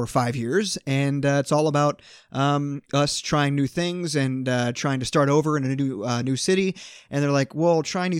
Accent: Kansas City, United States; I'm from Kansas City

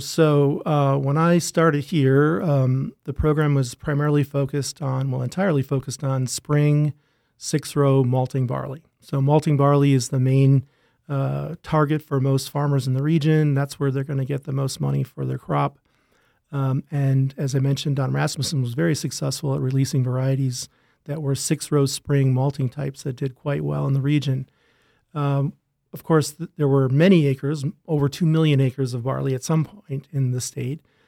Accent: Rochester, Minnesota, United States; also born or lived in Wisconsin; I grew up in Rochester, Minnesota, not too far from here.

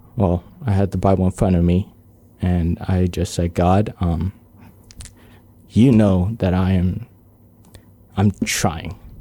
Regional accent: Guam; I was born on Guam, uh, lived there my entire life.

